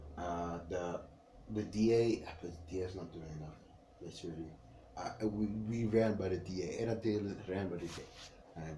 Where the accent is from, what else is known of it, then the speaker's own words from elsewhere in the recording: South Africa; We come from Annadale.